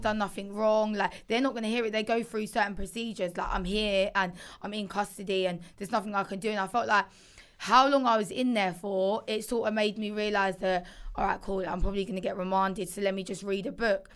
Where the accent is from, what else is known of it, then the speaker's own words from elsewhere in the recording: Essex, East of England, United Kingdom; moved away; growing up in Essex